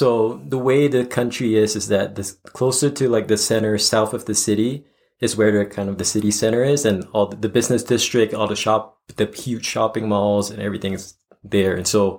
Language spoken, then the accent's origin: English; Singapore; moved away as an adult; also born or lived in Taiwan; now in Colorado, United States; born and raised in Singapore. So Singapore is a really small country. It's kind of like the southern tip of the Asian continent, kind of, right down in Southeast Asia. So I was born and raised there.